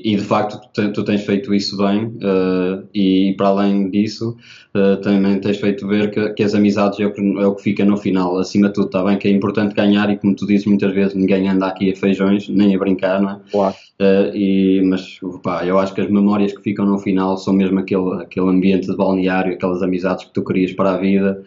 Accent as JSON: {"language": "Portuguese", "country": "Portugal", "tie": "born or raised there", "said": "eu sou da Oliveira das Mães, é uma, equipe, uma, uma cidade bastante pequena e, portanto, não eh, toda a gente conhece toda a gente. E eh, eu tinha alguns amigos de infância na primária"}